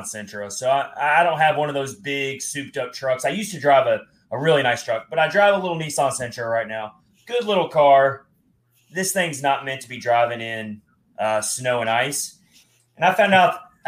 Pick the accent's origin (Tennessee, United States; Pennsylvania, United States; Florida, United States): Tennessee, United States; Nashville; also born or lived in Philadelphia; as a Nashville native